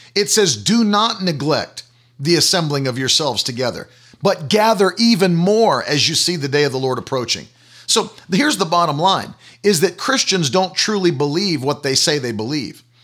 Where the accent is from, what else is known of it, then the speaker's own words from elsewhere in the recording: United States; as an American